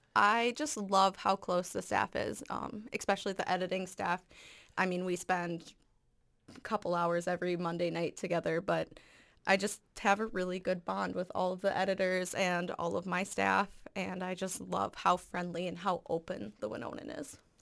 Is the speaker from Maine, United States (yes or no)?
no; Farmington, Minnesota, United States; also born or lived in Lakeville, Minnesota; I am from Farmington, Minnesota